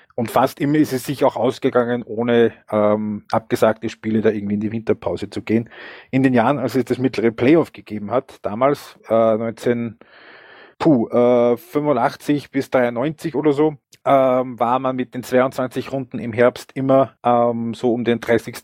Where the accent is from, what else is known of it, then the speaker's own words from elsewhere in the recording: Upper Austria, Austria; ich bin ein Oberösterreicher